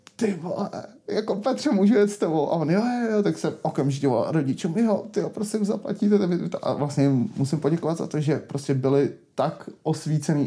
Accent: Prague, Czechia; já jsem prostě rodilej Pražák

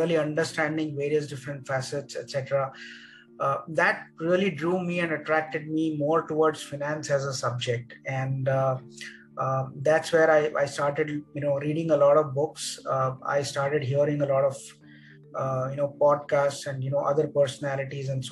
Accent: Mumbai, Maharashtra, India; I grew up in Mumbai those days

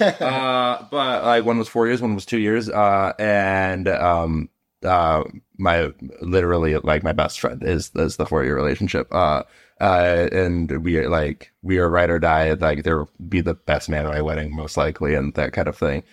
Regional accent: Chicago, Illinois, United States; I'm from Chicago.

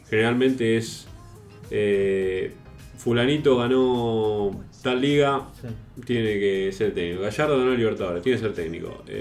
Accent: Argentina; es muy común en, un, lugar tan futbolero como Argentina que todos nos sintamos eh, con capacidad para poner o sacar jugadores

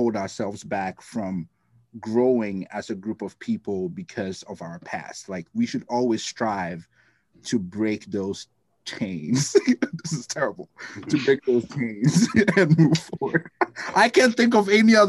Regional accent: Ghana; now in United States; I'm from Ghana. I grew up with Black people everywhere

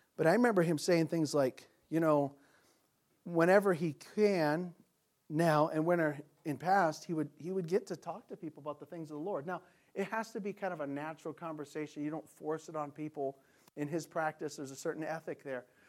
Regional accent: United States; we're American Christians

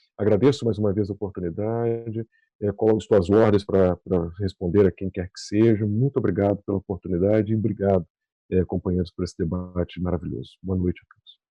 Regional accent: Brazil; nós, como brasileiros

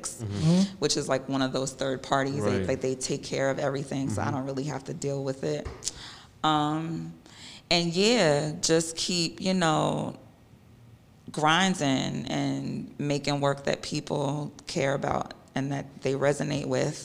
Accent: New York City, New York, United States; also born or lived in Long Island / New Hampshire; growing up in Queens

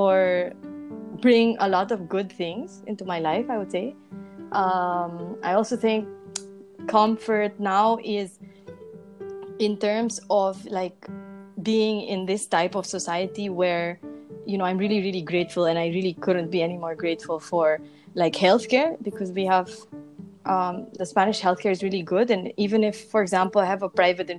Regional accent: Philippines; moved away as an adult; also born or lived in Segovia, Spain; now in Madrid, Spain; in the Philippines, I feel like my comfort zone consisted of my family, you guys, my close friends

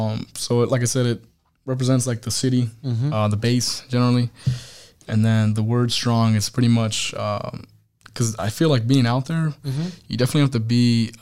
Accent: Missouri, United States; So I'm from Missouri to 29 Palms, California.

